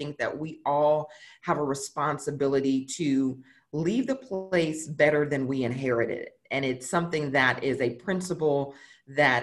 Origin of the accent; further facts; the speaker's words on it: St. Louis, Missouri, United States; moved away as an adult; now in Dallas, United States; born and raised in St. Louis, and spent the majority of my childhood, teenage years there.